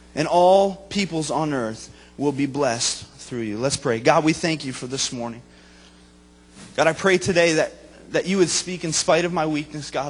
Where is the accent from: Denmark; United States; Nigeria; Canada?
United States; Vermont; moved away as an adult; also born or lived in Springfield, Missouri; I grew up in Vermont, my wife is from New Jersey